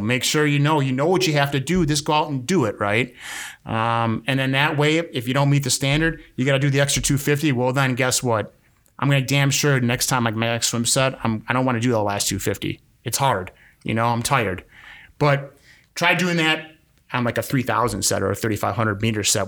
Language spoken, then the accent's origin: English; Milwaukee, Wisconsin, United States; I'm from Milwaukee